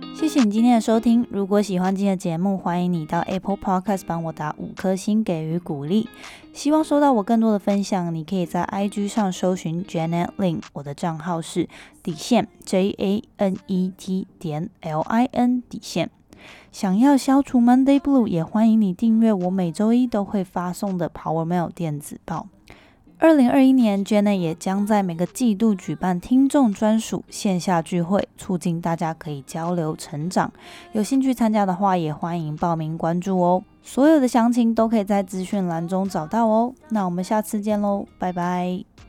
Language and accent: Chinese; Taiwan; 因为我相信我们每个人在台湾场长大都会好像被迫一定要去学英文